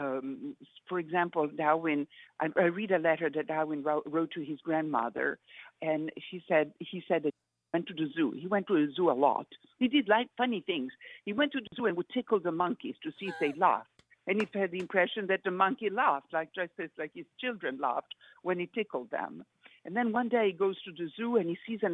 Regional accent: Italy; In Italy, growing up in Italy

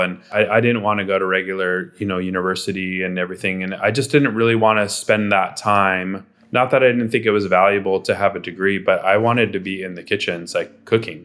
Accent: Southern California, United States; growing up in Southern California

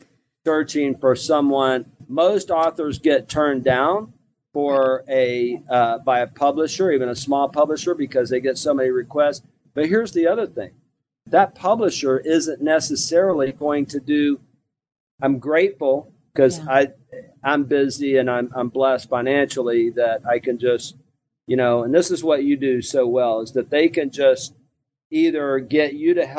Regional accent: Mobile, Alabama, United States; moved away as an adult; also born or lived in Houston, Texas; I'm originally from what I call LA, Lower Alabama, and I grew up on welfare in Mobile, Alabama

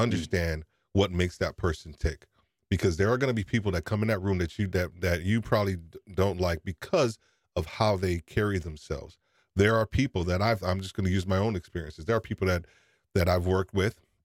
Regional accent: New York, United States; I'm from New York

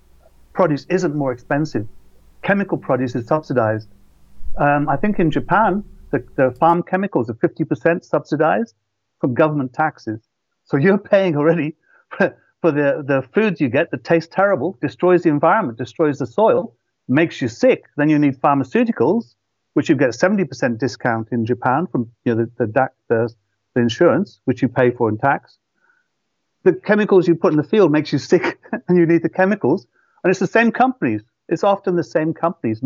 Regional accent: Shropshire, West Midlands, United Kingdom; moved away as an adult; also born or lived in London; And I come from Shropshire, and it was Darwin's birthplace. He visited the village I grew up in to collect his samples.

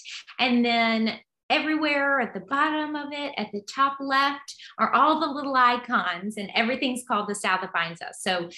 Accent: Alabama, United States; So I'm coming from Alabama, but I transferred to William & Mary. I went to Alabama, the University of Alabama first.

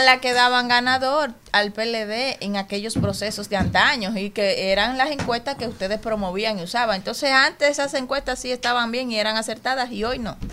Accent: Pedro Brand, Distrito Nacional, Dominican Republic; Yo soy de Pedro Brán y Pedro Brán es un sitio difícil

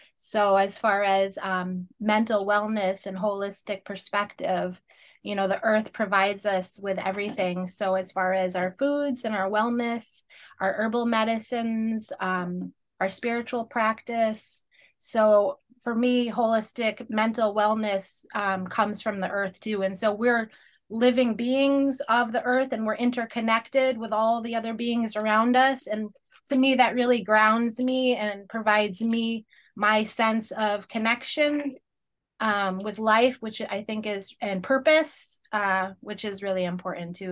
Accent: Penobscot Nation, Northeast, United States; I am Penobscot of the Penobscot Nation, which is, uh, First Peoples here of the Northeast

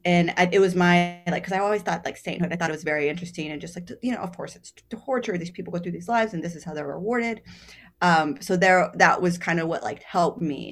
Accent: Texas, United States; now in New York City, United States; growing up in Texas

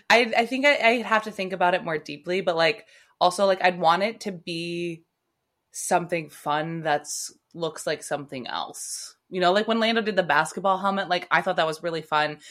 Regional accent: United States

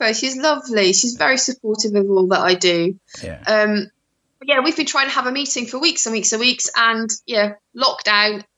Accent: Shrewsbury, West Midlands, United Kingdom; also born or lived in Netherlands; I moved to England when I was seven. So I've been in Shropshire since I was seven and Shrewsbury since I was fourteen.

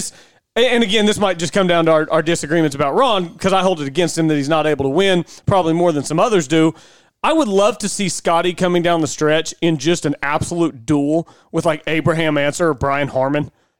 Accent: Oklahoma, United States; we're from Oklahoma.

